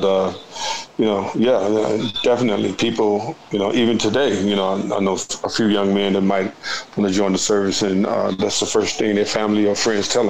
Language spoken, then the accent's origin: English; Chicago, Illinois, United States; I was born here in Chicago